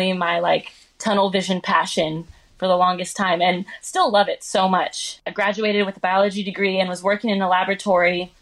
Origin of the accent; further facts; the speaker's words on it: Maple Valley, Washington, United States; moved away as an adult; now in Los Angeles, United States; I'm from Maple Valley